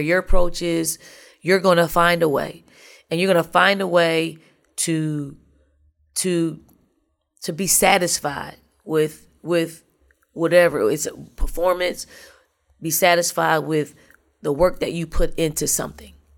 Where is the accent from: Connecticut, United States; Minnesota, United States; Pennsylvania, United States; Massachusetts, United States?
Pennsylvania, United States; Philadelphia; moved away as an adult; now in South Carolina, United States; I, I am from North, I'm from the projects of North Philly.